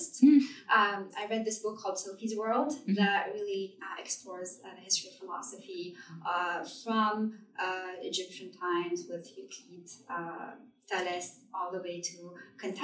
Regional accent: Tunisia; moved away as an adult; now in Vancouver, Canada; When I came to Vancouver from Tunisia, which is Northern Africa, and that's where I grew up

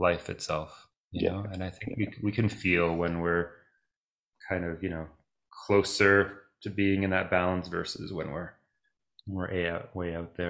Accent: Toronto, Ontario, Canada; first language Greek; So I grew up speaking Greek. Both my parents are from Greece. I grew up in Toronto, Canada

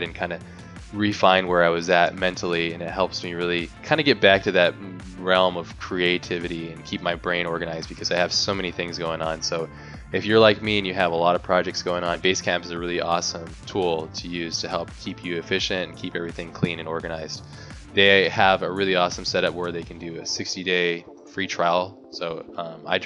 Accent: United States; just Americans

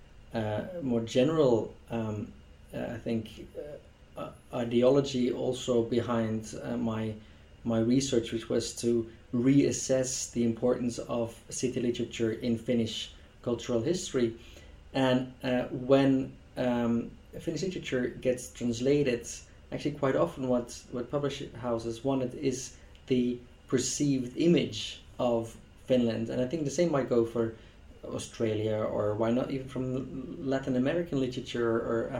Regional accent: Belgium; first language Dutch; English is a second language; Dutch is my mother tongue, as a Belgian.

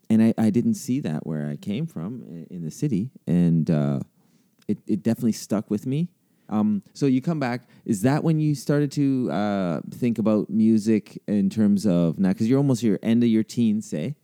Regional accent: Canada; as a Canadian kid growing up

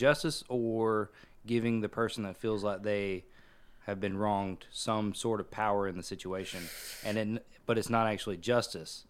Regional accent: South Georgia, United States; I come from South Georgia.

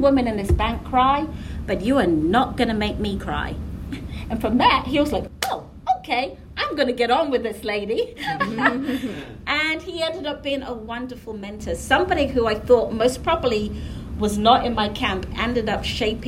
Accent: England, United Kingdom; moved away as an adult; also born or lived in Caribbean / Savannah, Georgia / Nashville / Indiana; now in Raleigh, United States; when I was growing up in England

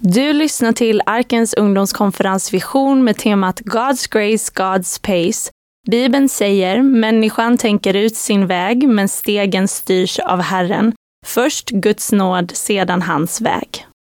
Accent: Lidköping, Västra Götaland, Sweden; moved away; also born or lived in Växjö; Jag är från början från Lidköping.

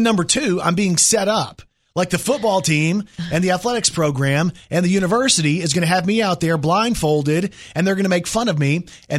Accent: Texas, United States; I was born in Texas.

